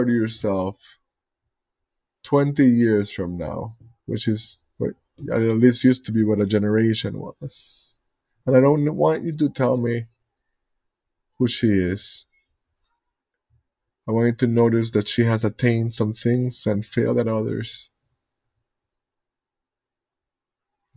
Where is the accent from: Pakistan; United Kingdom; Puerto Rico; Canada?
Puerto Rico; I come from the, we call it the last colony on Earth